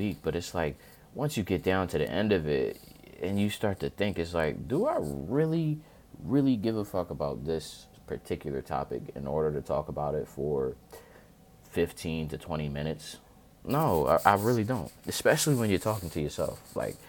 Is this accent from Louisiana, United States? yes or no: no; Chester, Pennsylvania, United States